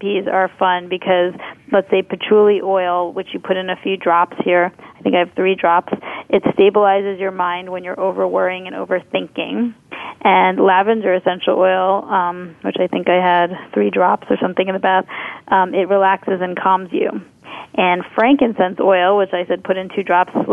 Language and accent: English; New York City, New York, United States; being a New Yorker